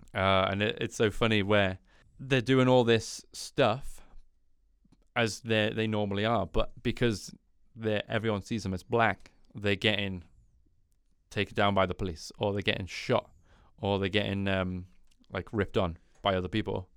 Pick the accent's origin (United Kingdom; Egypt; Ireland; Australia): United Kingdom; being British